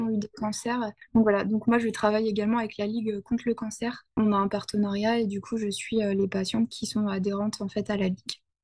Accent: Ardennes, Grand Est, France; moved away; je suis revenue dans ma région natale

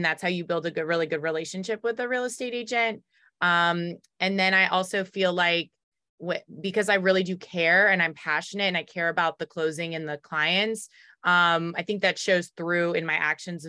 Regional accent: Raleigh, North Carolina, United States; accent: Baltimore; now in Baltimore, United States; My background, I grew up in Raleigh, North Carolina, so I'm from the South, but my dad's from New York, my mom's from France.

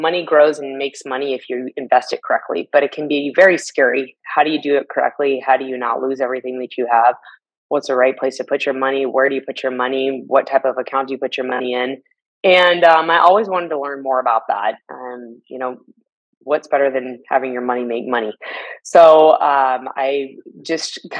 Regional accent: Lawrence, Kansas, United States; also born or lived in Seattle, Washington; my hometown of Lawrence, Kansas

